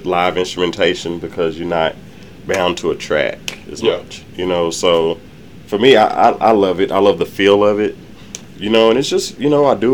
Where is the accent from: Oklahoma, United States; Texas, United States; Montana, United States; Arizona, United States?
Texas, United States; Fort Worth; I'm from Fort Worth, Southside, Carter Park, ODY at high school, graduating